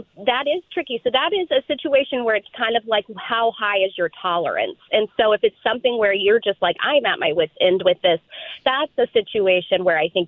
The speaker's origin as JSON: {"language": "English", "region": "Midwest", "country": "United States", "also_born_or_lived": "Southern Kentucky / Indiana", "said": "I'm proudly from the Midwest"}